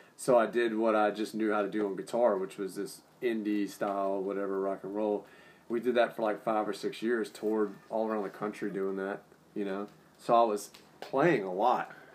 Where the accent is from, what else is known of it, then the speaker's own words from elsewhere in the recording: New Orleans, Louisiana, United States; Growing up in New Orleans